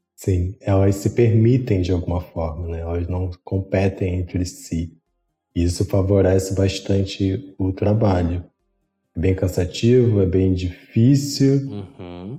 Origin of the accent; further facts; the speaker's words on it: Rio de Janeiro, Brazil; sou do Rio de Janeiro